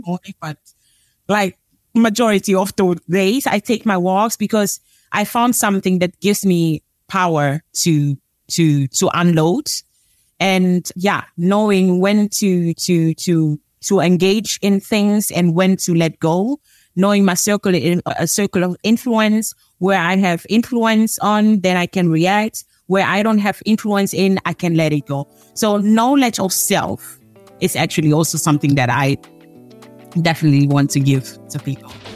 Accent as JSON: {"language": "English", "country": "Germany", "tie": "born or raised there", "also_born_or_lived": "Angola", "moved": "as an adult", "lives_now": "Netherlands", "said": "I was born in Angola, Africa. Uh, I grew up in Germany and live now for almost 10 years in the Netherlands"}